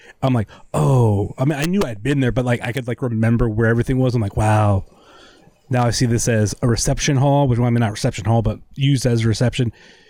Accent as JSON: {"language": "English", "town": "Rootstown", "region": "Ohio", "country": "United States", "said": "I'm from Rootstown."}